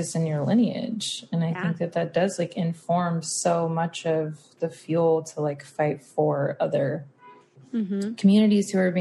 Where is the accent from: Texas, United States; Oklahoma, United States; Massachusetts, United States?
Texas, United States; South; grew up in the South. I grew up in like South Texas, right on the border of Louisiana, like very country